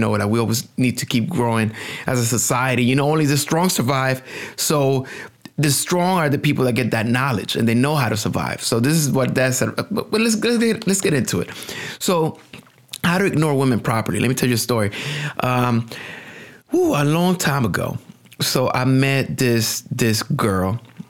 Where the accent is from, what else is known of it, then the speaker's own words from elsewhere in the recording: Puerto Rico; English is a second language; now in United States; when I was coming up, I came to the United States from Puerto Rico. I didn't have language skills. I didn't speak English.